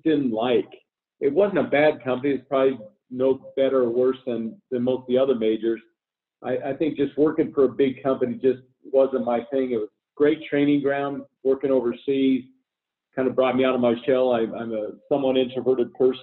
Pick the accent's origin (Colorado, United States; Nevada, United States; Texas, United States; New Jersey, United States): Colorado, United States; Denver; where I grew up in Denver